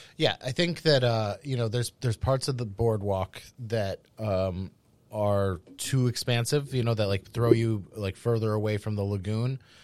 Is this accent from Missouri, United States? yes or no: no; New England, Rhode Island, United States; I grew up in it